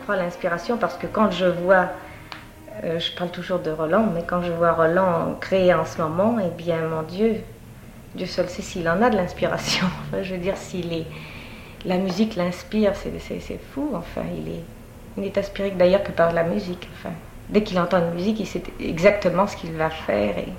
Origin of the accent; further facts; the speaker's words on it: Paris, Île-de-France, France; je suis née à Paris